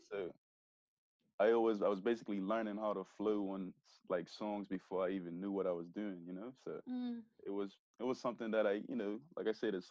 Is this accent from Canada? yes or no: no; Bermuda; I grew up, you know, a normal, typical Bermudian